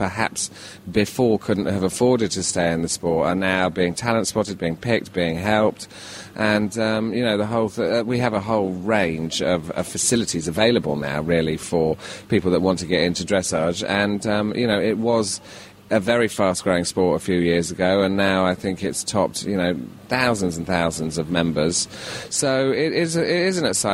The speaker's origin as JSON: {"language": "English", "country": "United Kingdom", "said": "being British"}